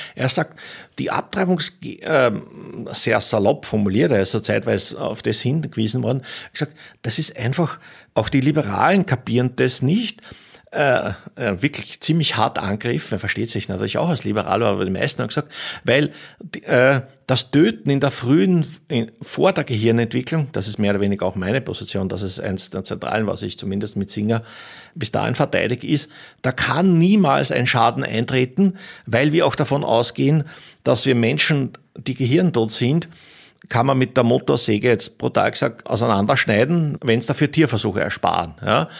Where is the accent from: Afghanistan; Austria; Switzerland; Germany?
Austria; Pinzgau, Salzburg; ich komme selber aus dem Pinsker